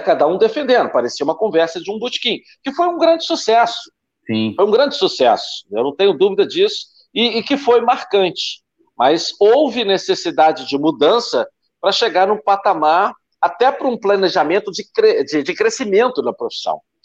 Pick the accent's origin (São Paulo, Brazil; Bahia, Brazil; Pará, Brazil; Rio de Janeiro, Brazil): Rio de Janeiro, Brazil; Volta Redonda; eu sou de Volta Redonda, né? Minha terra natal.